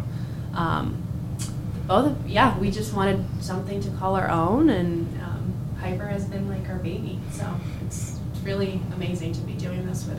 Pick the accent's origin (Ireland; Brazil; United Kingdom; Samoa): Brazil; moved away as an adult; also born or lived in Chicago; now in Iowa, United States; I'm originally from Brazil. Moved here for school.